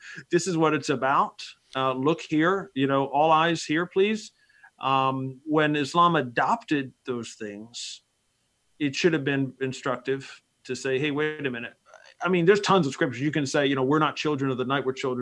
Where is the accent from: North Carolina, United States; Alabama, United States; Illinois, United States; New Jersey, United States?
New Jersey, United States; Bergen County; moved away; I grew up there in Bergen County in the north part of the state there by New York. And so I'm, you know, it's been a while, but that's my hometown